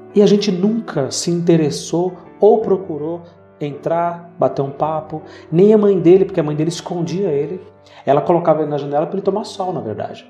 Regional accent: Bahia, Brazil; Eu cresci ah, uma parte da minha adolescência na Bahia quando a gente precisou voltar ali para as minhas origens

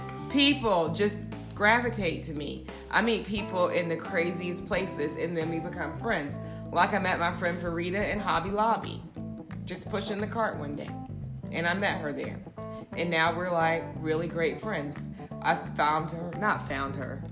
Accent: Charleston, South Carolina, United States; moved away as an adult; now in Atlanta, United States; we're both from Charleston.

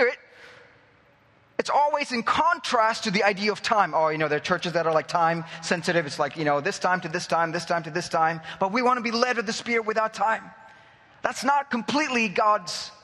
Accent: India; now in Cyprus; I'm from that culture. I'm from India

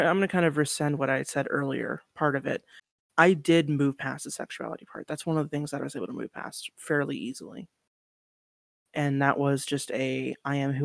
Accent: Spokane, Washington, United States; moved away; I'm from Eastern Washington, born and raised in Spokane.

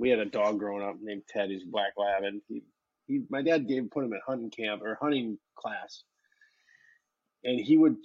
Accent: Bayport, Wisconsin, United States; I'm from Bayport, right? We have a monster school and a campus

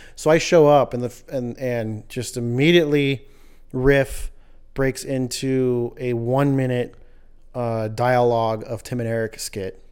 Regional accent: Los Angeles, California, United States; moved away; I'm originally from Los Angeles way, way, way back in the times of the days of the eighties and nineties

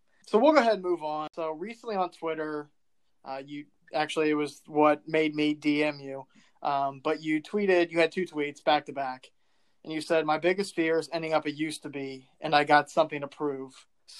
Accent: Ohio, United States; now in Virginia, United States; we're all from Ohio, so we're used to snow.

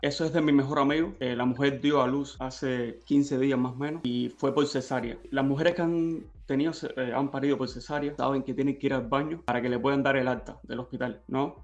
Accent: Havana, Cuba; yo soy de La Habana

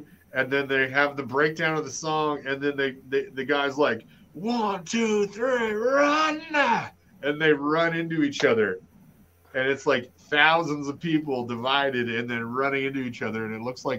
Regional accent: Utah, United States; I'm from Utah.

